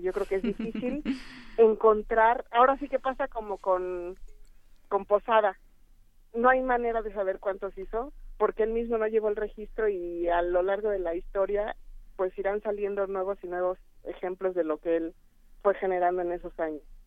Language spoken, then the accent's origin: Spanish; Mexico; como mexicanos